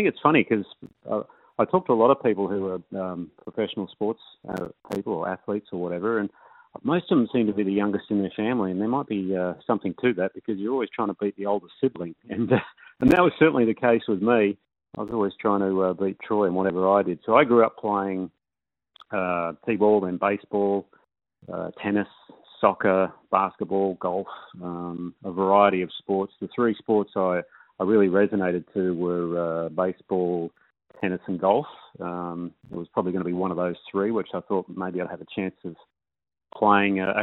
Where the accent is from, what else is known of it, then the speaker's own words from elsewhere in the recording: Perth, Western Australia, Australia; I grew up in Morley. So I'm a northern suburbs boy.